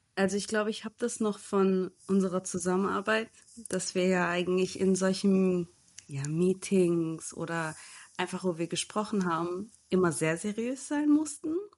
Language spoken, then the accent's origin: German; Germany; moved away as an adult; now in Portugal; ich komme aus Deutschland.